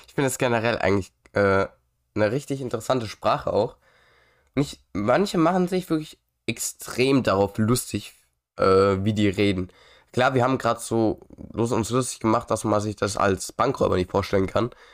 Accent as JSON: {"language": "German", "country": "Germany", "said": "Ich bin ja auch Deutscher."}